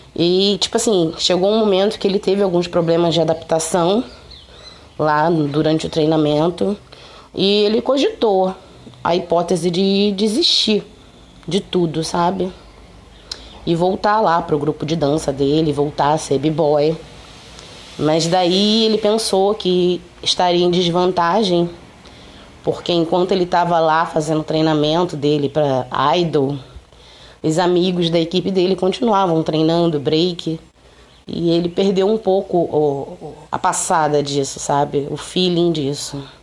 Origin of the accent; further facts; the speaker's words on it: Rio de Janeiro, Brazil; Eu sou carioca